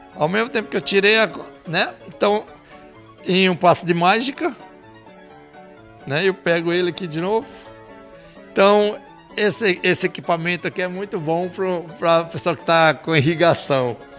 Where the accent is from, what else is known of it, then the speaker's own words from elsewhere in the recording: Paraíba, Brazil; moved away; also born or lived in Rio de Janeiro; Eu nasci na Paraíba